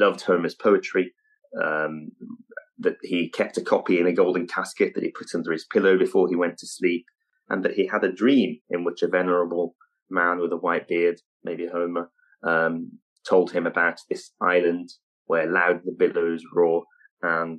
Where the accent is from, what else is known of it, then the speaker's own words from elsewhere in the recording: Alexandria, Alexandria Governorate, Egypt; I'm from Alexandria. My parents are my grandparents, great-grandparents.